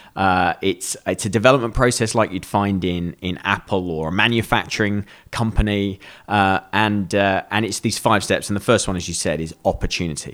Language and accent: English; United Kingdom; we're British.